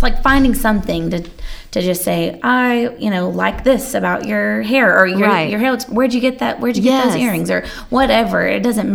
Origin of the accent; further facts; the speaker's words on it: Allen, Texas, United States; I grew up in Allen